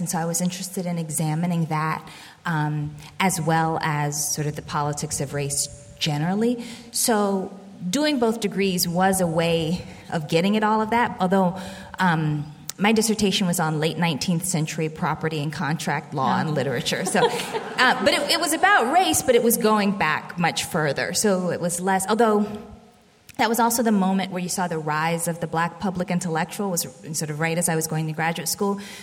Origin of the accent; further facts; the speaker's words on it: Birmingham, Alabama, United States; moved away; also born or lived in Boston; I was born in Birmingham, Alabama, as I said already, and my grandmother was my primary caretaker in the first couple of years.